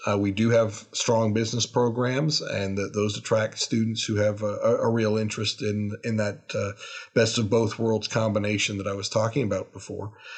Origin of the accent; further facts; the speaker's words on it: Toronto, Ontario, Canada; also born or lived in Salisbury, North Carolina; now in Lexington, United States; I'm originally from Toronto, Canada